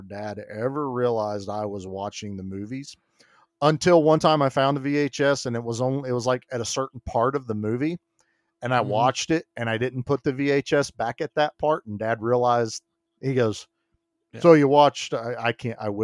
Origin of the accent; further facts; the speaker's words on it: the Bible Belt, United States; I was raised in the Bible Belt.